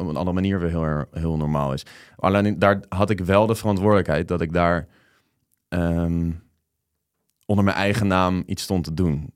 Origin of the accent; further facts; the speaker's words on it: The Hague, South Holland, Netherlands; moved away; Den Haag, waar ik vandaan kom